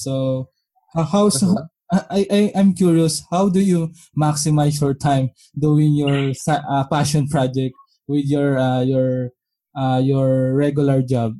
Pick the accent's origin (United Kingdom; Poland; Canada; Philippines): Philippines; English is a second language; English is not my first language